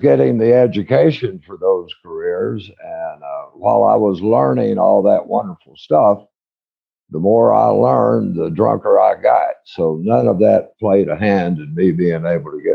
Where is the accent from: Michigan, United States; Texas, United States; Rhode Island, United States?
Texas, United States; Odessa; I was raised out in West Texas in Odessa